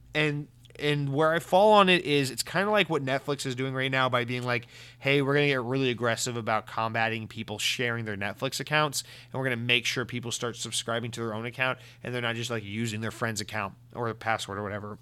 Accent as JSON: {"language": "English", "country": "United States", "said": "I'm American"}